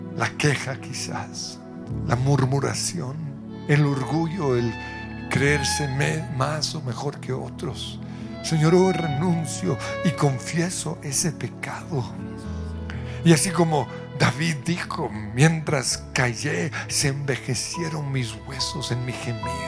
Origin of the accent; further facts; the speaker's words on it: Colombia; como colombianos